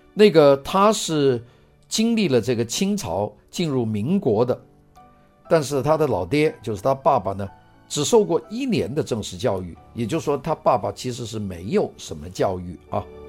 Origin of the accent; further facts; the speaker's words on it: Guangzhou, Guangdong, China; 我原来在 广州读书的那个幼儿园，啊，最小的时候，在现在在解放北路的那个幼儿园